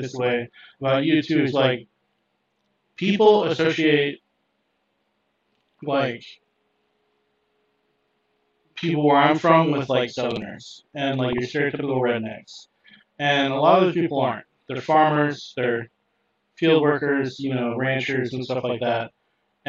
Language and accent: English; Kansas, United States; I grew up in the middle of nowhere, Kansas.